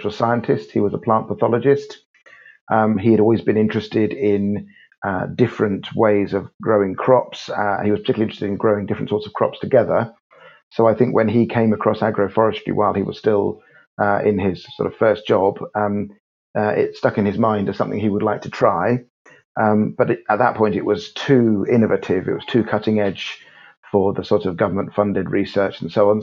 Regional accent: Cambridge, East of England, United Kingdom; lived in Cambridge, and I grew up in Cambridge

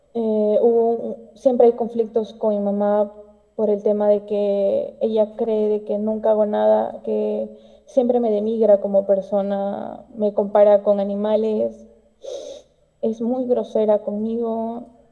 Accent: Peru; yo soy de Perú

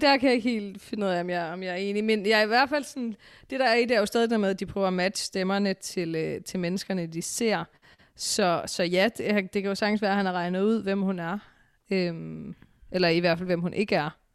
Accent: Aarhus, Central Denmark Region, Denmark; jeg er fra Aarhus

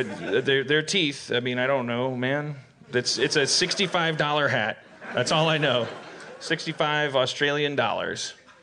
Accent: Midwest, United States; I'm from the Midwestern United States. Everybody always has to have a community. Like when you're from Milwaukee, you have to pick on Cudahy.

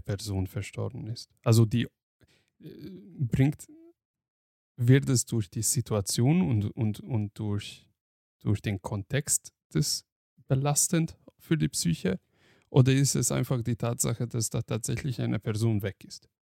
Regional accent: Hungary; moved away; ich bin ja in Ungarn aufgewachsen

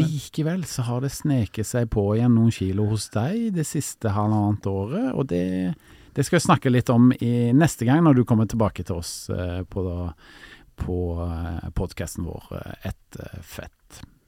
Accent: Stavanger, Rogaland, Norway; now in Oslo, Norway; jeg kommer jo opprinnelig fra Stavanger, bor i Oslo.

